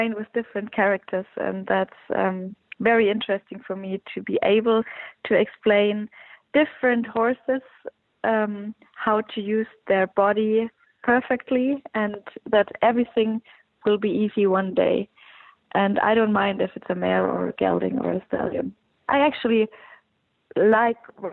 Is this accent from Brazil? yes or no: no; Germany; in Aachen, in my home country.